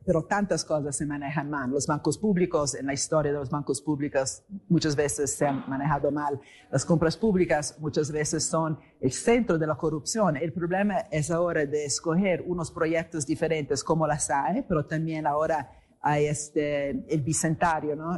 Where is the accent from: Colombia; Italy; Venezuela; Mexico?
Italy; moved away; also born or lived in England; vengo de Italia